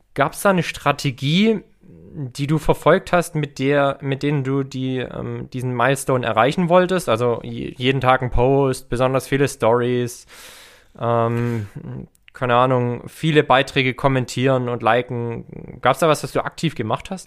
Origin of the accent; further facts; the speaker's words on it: Herrenberg, Baden-Württemberg, Germany; in Herrenberg, also in meiner Heimatstadt